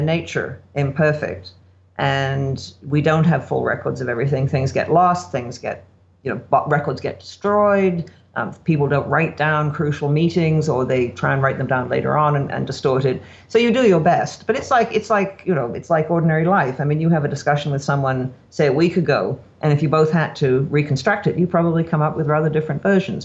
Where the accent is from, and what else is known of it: Canada